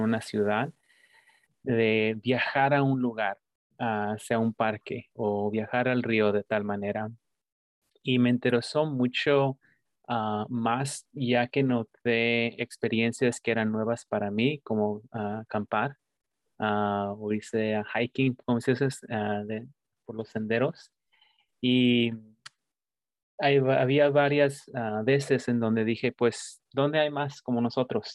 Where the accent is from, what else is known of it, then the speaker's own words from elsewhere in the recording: Mexico; now in United States; soy un, inmigrante de México, así que para muchos de nosotros que venimos de México y ah, crecimos y nos criamos en un pueblo